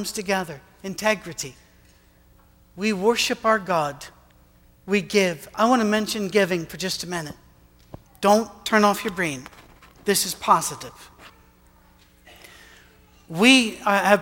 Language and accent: English; Scotland, United Kingdom; moved away as an adult; now in Tennessee, United States; as a Scotsman